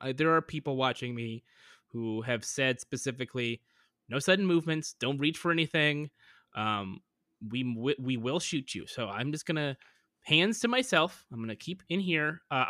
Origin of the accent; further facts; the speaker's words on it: United States; But he's American. I'm American. I don't really feel comfortable with all this kind of touchy-feely stuff.